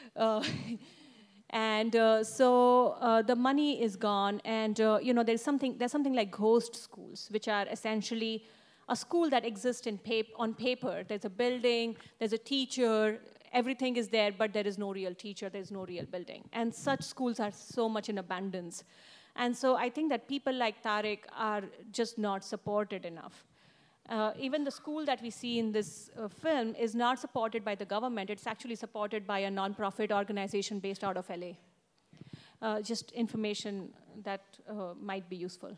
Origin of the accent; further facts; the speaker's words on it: Mumbai, Maharashtra, India; I'm an Indian, from Mumbai